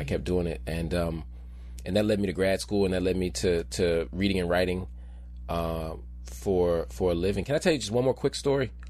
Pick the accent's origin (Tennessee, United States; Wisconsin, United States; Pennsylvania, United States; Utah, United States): Pennsylvania, United States; Philadelphia; I grew up in North Philadelphia and then West Philadelphia